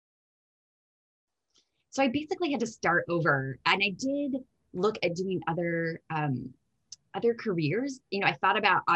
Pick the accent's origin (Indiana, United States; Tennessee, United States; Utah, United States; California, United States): Indiana, United States; moved away as an adult; So I am born and raised in Indiana, and it's where I studied law